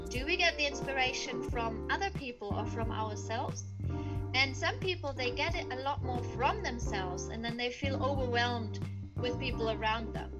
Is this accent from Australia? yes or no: no; Germany; I was born and raised in Germany